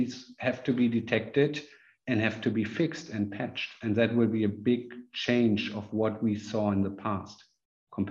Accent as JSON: {"language": "English", "country": "Germany", "said": "I'm from Germany."}